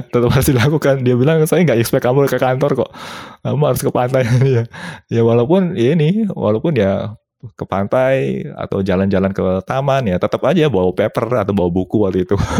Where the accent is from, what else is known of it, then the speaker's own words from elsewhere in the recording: Indonesia; moved away as an adult; saya dari Indonesia